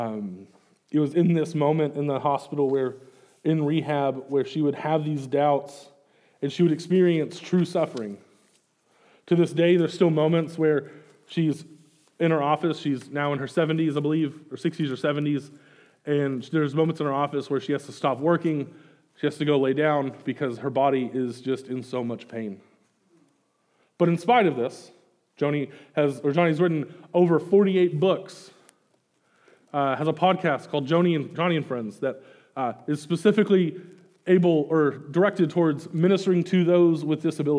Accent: Greenwood, Arkansas, United States; moved away as an adult; now in Kansas City, United States; I grew up in Greenwood, and so I live in Kansas City right now with my wife, Amy

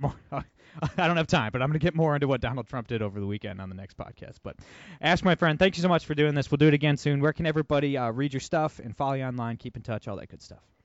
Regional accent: Toledo, Ohio, United States; I'm from Toledo, Ohio. It's an extremely blue area

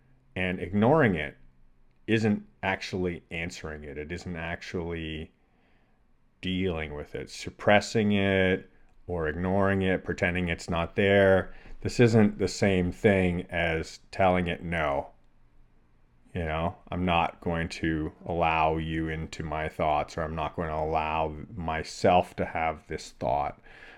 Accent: Toronto, Ontario, Canada; So I grew up in the Great Lakes region in Toronto in Canada. So fresh water, inland, no oceans, didn't spend any time near salt water.

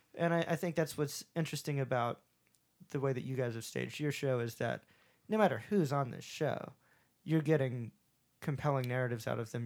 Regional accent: the South, United States; accent: southern; my southern accent pokes out all the time

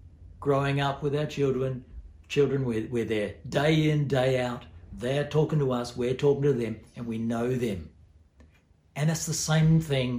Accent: New Zealand; also born or lived in Port Hedland, Australia; now in Australia; I grew up in New Zealand

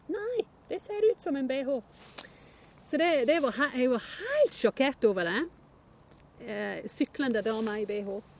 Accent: Northumberland, North East England, United Kingdom; Norwegian is a second language; moved away as an adult; now in Norway; jeg kommer fra Northumberland. Og det er midt imellom Newcastle og Edinburgh på østkysten

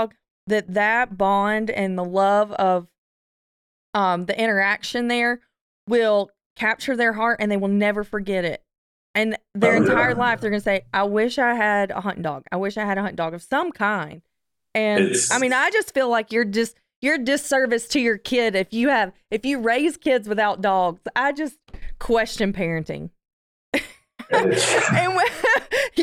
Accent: the South, United States; growing up in a hunting family in the South

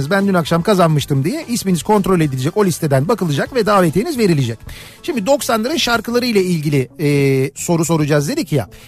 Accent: Istanbul, Turkey; Ee, İstanbulluyum. Annem babam 1953'te Arnavutluk'tan İstanbul'a gelmişler.

